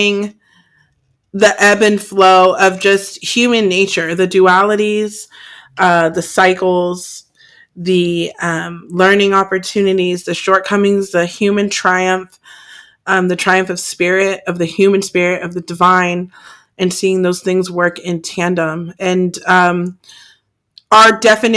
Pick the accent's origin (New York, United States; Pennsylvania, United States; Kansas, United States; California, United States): California, United States; I'm from California